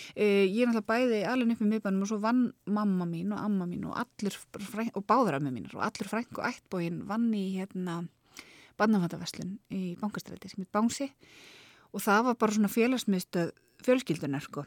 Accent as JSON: {"language": "Icelandic", "town": "Reykjavík", "region": "Capital Region", "country": "Iceland", "tie": "born or raised there", "said": "Ég er alveg upp í Þingoltanum."}